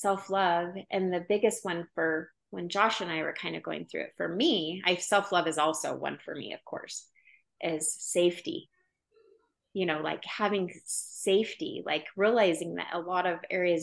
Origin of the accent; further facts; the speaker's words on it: Oregon, United States; now in Utah, United States; I'm from Oregon, but like hippie, which, you know, where I grew up, people were more hippie